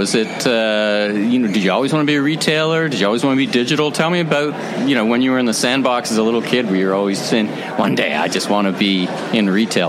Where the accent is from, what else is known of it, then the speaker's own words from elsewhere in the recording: Toronto, Ontario, Canada; I'm from Toronto. We're from Toronto